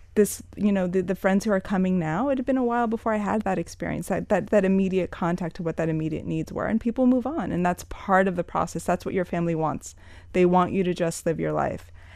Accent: Miami, Florida, United States; also born or lived in New York; Born and raised in Miami. Left for New York when I was eighteen to study

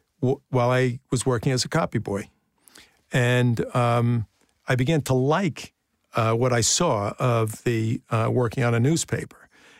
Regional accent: Brooklyn, New York, United States; born there; I was born in Bay Ridge, 7502 Ridge Boulevard.

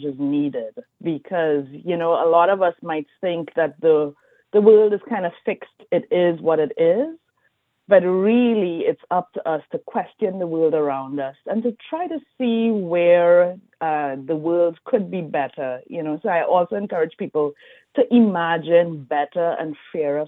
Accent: Trinidad & Tobago; moved away; also born or lived in Brazil / Louisiana; I'm from Trinidad and Tobago.

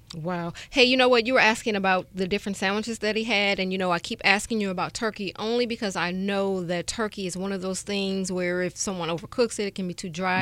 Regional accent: Chicago, Illinois, United States; moved away; I'm from Chicago

